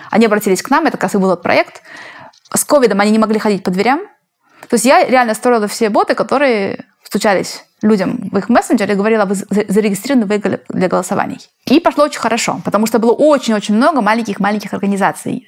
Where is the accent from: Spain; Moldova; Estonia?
Spain; now in Silicon Valley, United States; я из Испании